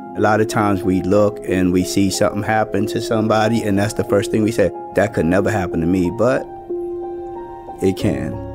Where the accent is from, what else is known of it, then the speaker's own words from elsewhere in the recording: Churchville, Maryland, United States; I grew up in a small town called Churchville's. It's in Harford County, in between two bigger towns that folk would know, Bel Air and Aberdeen